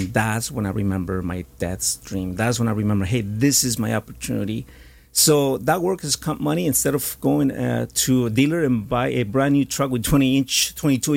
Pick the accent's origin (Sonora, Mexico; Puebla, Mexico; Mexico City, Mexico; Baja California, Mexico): Puebla, Mexico; now in United States; I was born in Mexico, Puebla. Me gusta el mole. Soy poblano